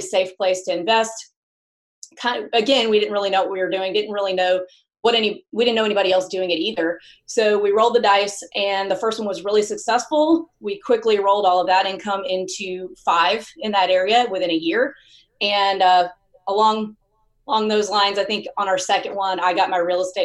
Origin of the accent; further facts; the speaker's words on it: Mississippi, United States; also born or lived in New York City; now in Nashville, United States; I grew up in the Southeast in Mississippi